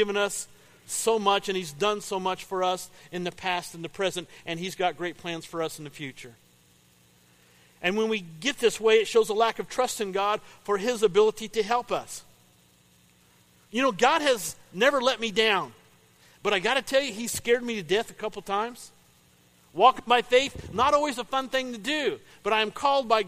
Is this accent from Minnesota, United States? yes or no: no; Paris, Illinois, United States; I grew up in Paris. Paris, Illinois